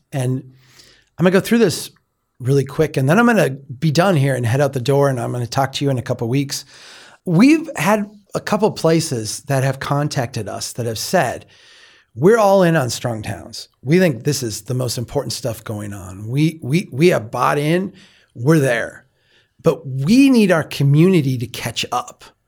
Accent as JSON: {"language": "English", "region": "Minnesota", "country": "United States", "said": "I'm from Minnesota"}